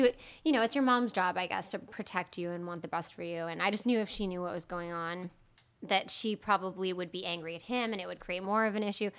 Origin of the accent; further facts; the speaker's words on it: Peterborough, New Hampshire, United States; I'm from Peterborough, New Hampshire. So it's southwest New Hampshire. It's a really small town, 5,000 people.